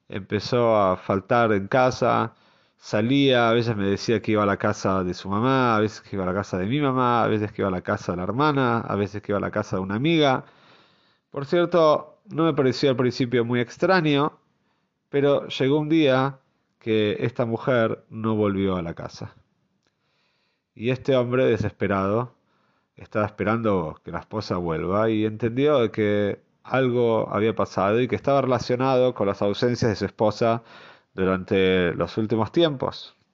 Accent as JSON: {"language": "Spanish", "town": "Jerusalem", "region": "Jerusalem District", "country": "Israel", "tie": "born or raised there", "said": "yo nací en Mea Sheorim, como sabemos, uno de los barrios quizás eh, más conocidos en Jerusalén, conocido también por ser un barrio bastante cerrado."}